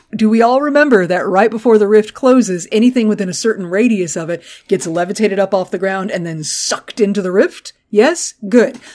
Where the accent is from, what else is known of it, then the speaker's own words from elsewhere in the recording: Gulf Coast, United States; I grew up on the Gulf Coast